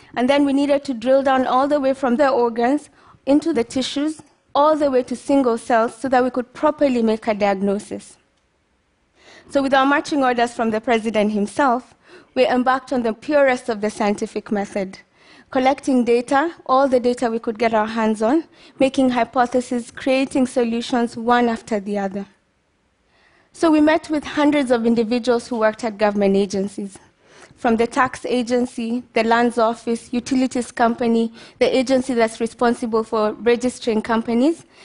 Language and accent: English; Kenya; moved away as an adult; also born or lived in United States; Growing up in Kenya, I knew I always wanted to study biochemistry